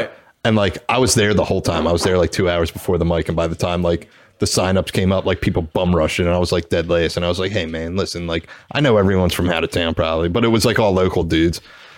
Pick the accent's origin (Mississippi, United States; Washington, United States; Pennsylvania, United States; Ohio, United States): Pennsylvania, United States; Philadelphia; we're from Philly.